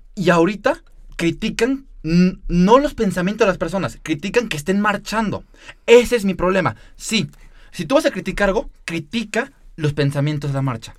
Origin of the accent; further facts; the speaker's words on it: Mexico; como mexicanos